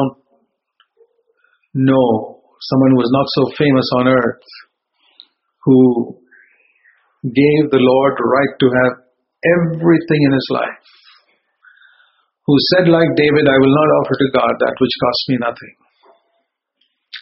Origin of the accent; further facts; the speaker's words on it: Bangalore, Karnataka, India; moved away; back in my hometown in Bangalore